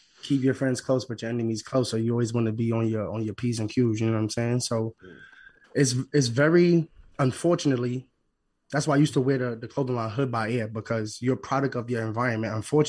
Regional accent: New York City, New York, United States; I'm from East New York, Brooklyn. So coming up in the hood

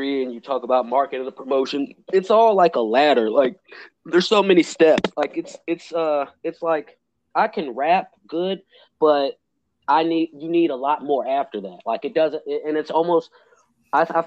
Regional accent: Illinois, United States; I'm coming from Illinois

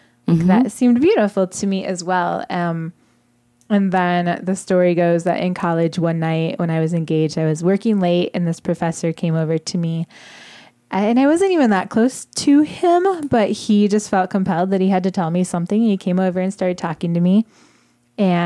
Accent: Southwest Michigan, United States; moved away; I grew up in Southwest Michigan in a really, really conservative, very religious household

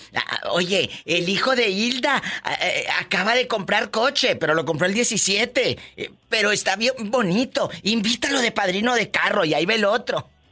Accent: Matamoros, Tamaulipas, Mexico; de Tamaulipas, mi Matamoros querido, que hay unos bribones que les digo, soy de Matamoros, Tamaulipas

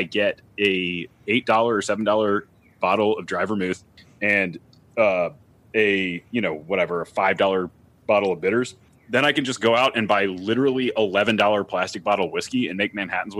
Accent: the South, United States; I grew up in the South

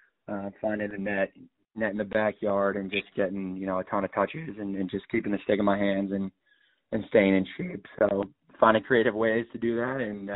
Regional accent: Connecticut, United States; to be able to play at the next level in Connecticut, where it's basically in my hometown, is just an unreal opportunity for me.

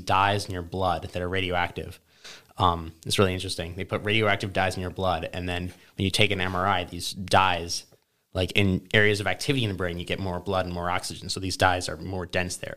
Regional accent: Charlotte, North Carolina, United States; also born or lived in New York City, New York; when we moved to Charlotte, North Carolina

